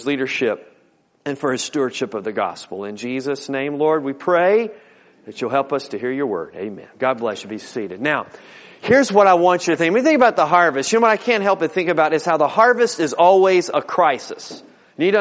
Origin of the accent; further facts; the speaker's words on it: Newport News, Virginia, United States; I grew up over in Newport News.